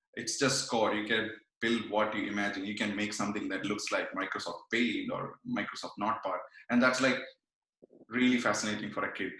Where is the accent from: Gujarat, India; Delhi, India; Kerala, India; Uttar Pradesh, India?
Kerala, India; Kannur; now in Montreal, Canada; I'm from Kerala. I'm from uh, Kannur uh, in Kerala. Uh, now I'm in Montreal